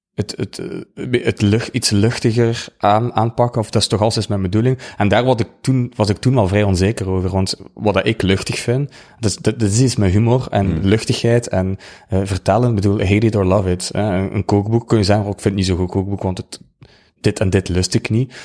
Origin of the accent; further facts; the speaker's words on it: Ghent, Flanders, Belgium; accent: Ghent; now in West Flanders, Belgium; Ik, ik kom uit Gent, dat hoor je waarschijnlijk wel. Ik ben verhuisd naar West-Vlaanderen